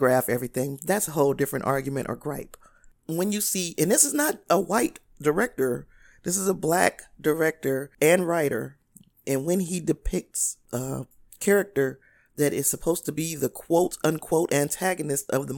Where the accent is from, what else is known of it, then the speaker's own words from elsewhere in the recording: Gary, Indiana, United States; moved away as an adult; I grew up in Gary, Indiana, and the neighborhood that I lived in from the time I was 3 years old until adulthood